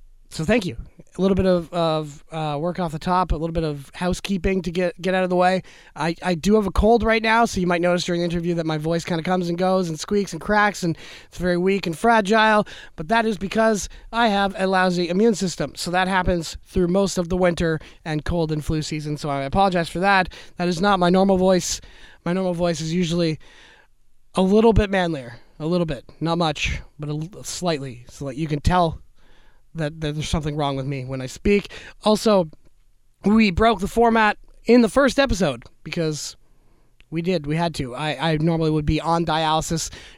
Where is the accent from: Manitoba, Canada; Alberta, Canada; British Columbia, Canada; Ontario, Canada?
Ontario, Canada; Niagara; I'm from Niagara, Ontario